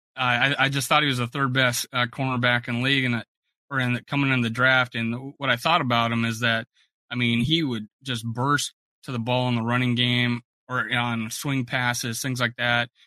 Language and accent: English; South Dakota, United States; also born or lived in Fort Myers, Florida; now in South Florida, United States; I'm originally from South Dakota, but I've lived in the South for since like '98. I uh, I live in South Florida